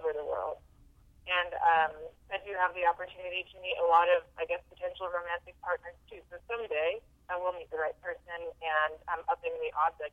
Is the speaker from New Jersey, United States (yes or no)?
no; Southern California, United States; I grew up in Southern California